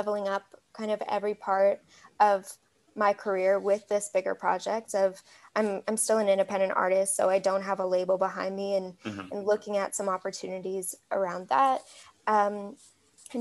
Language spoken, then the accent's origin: English; Canada; the most instant way to pick me out as a Canadian. Is definitely saying Zed